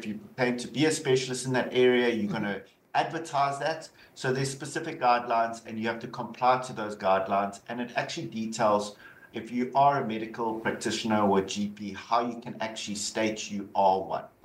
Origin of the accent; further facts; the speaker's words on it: South Africa; accent: South African; moved away; Obviously you can hear the South African accent. I'm so originally from South Africa